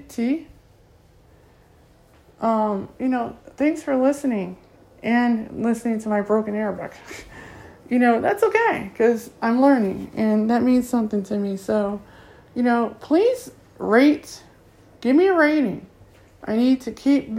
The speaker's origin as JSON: {"language": "English", "town": "Akron", "region": "Ohio", "country": "United States", "first_language": "English", "said": "I'm from Akron, Ohio, here in Akron, Ohio"}